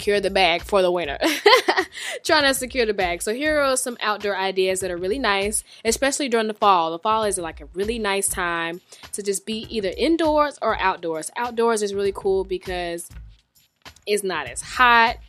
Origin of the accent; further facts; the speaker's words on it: Atlanta, Georgia, United States; I have been here all my life